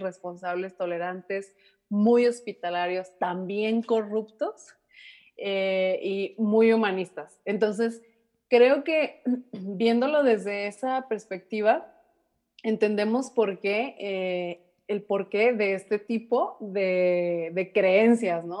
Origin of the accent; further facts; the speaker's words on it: Mexico; como mexicanas, hijas de mexicanas, nietas de mexicanos